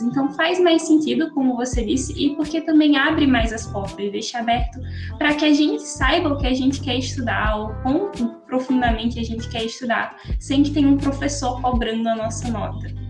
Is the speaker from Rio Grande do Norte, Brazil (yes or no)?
yes; Natal, Rio Grande do Norte, Brazil; eu sou aqui de Natal, no Rio Grande do Norte